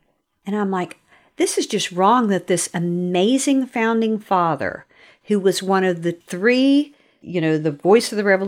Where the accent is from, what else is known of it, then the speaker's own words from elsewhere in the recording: Norfolk, Virginia, United States; I grew up in Virginia, in Norfolk, Virginia